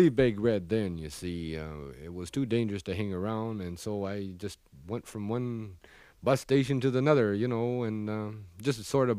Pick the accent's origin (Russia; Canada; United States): Canada; Prince Rupert, British Columbia; born there; I was born up there in Prince Rupert. It's a logging community.